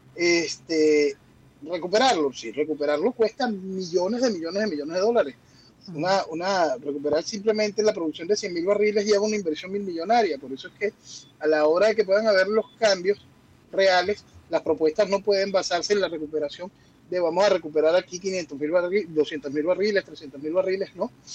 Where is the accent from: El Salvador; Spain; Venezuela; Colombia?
Venezuela; En mi país